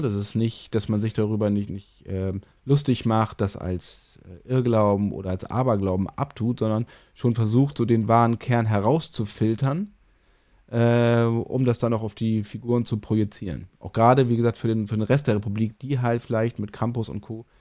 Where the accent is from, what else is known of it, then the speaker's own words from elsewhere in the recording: Northern Germany, Germany; als Norddeutsche